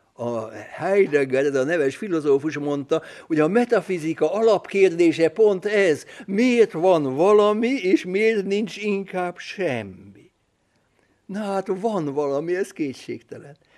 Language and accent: Hungarian; Budapest, Hungary; Budapesten születtem, Budapesten nevelkedtem